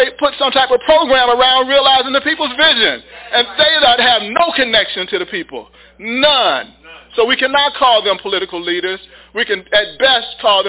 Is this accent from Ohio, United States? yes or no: no; Chicago, Illinois, United States; I grew up in Inglewood.